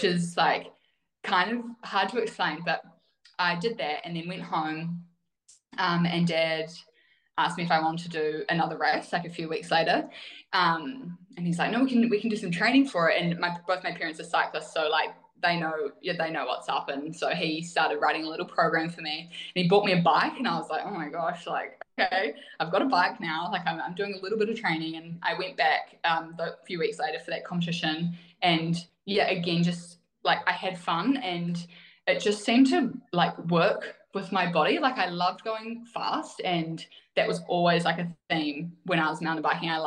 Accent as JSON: {"language": "English", "town": "Wanaka", "region": "Otago", "country": "New Zealand", "tie": "born or raised there", "said": "I grew up in Wanaka"}